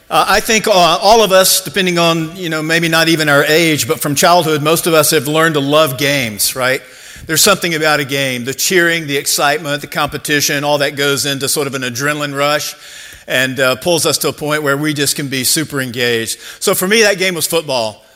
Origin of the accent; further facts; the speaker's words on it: Georgia, United States; I grew up in Georgia, and so I was a huge Georgia Bulldog fan.